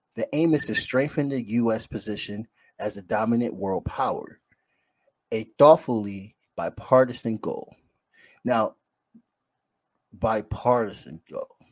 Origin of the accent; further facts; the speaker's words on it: United States; as an American